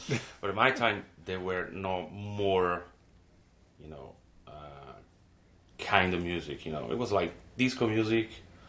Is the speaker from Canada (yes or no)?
no; Italy; English is a second language; also born or lived in Rome, Italy; from Italy.